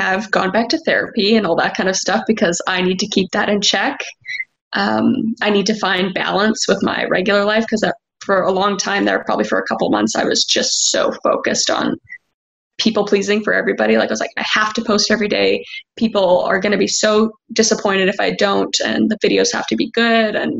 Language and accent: English; Canada; I'm from Canada